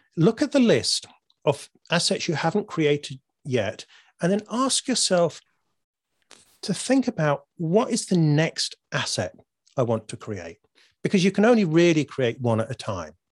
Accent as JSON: {"language": "English", "country": "United Kingdom", "said": "I'm British."}